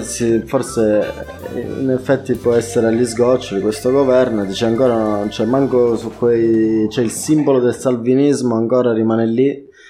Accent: Southern Italy, Italy; noi che veniamo da Terre del Sud

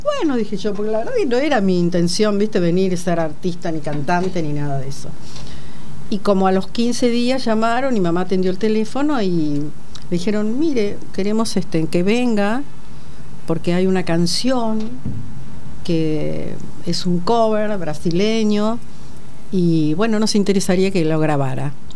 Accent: La Plata, Buenos Aires Province, Argentina; yo vivía en La Plata, soy platense

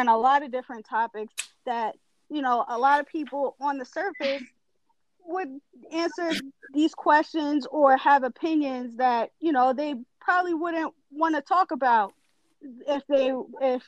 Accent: New York, United States; also born or lived in Long Island; we're both from New York

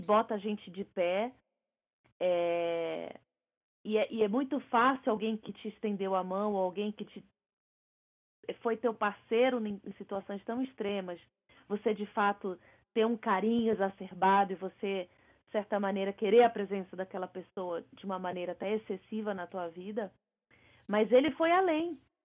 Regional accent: Brazil; moved away as an adult; Eu passei a minha vida inteira no Brasil

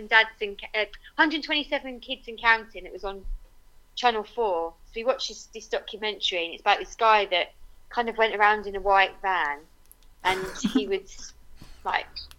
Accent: Croydon, London, United Kingdom; I'm from Croydon

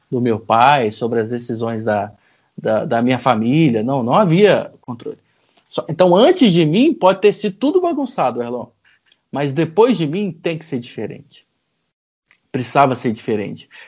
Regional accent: Goiânia, Goiás, Brazil; born there; Eu sou uh, …, nasci em Goiânia, na, no, no, no, central do Brasil, né?

